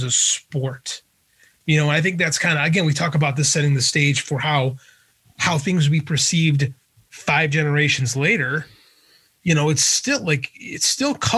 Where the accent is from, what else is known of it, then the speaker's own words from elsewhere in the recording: Midwest, United States; growing up in the Midwest, our dads all talked about, you know, the legendary Packer linebacker